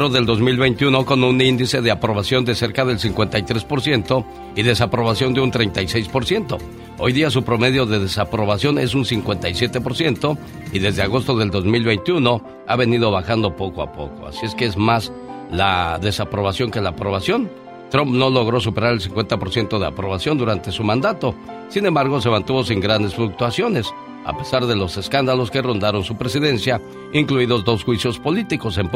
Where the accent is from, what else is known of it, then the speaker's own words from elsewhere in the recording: Guerrero, Mexico; Yo soy del estado de Guerrero, Carol.